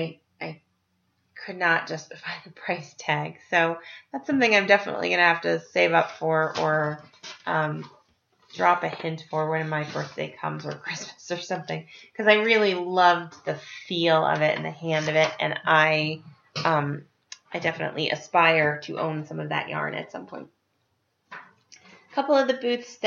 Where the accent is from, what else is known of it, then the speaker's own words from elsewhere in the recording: Estes Park, Colorado, United States; I grew up in Estes Park, and as a kid, one of the first places we lived when we moved to town was right near the fairgrounds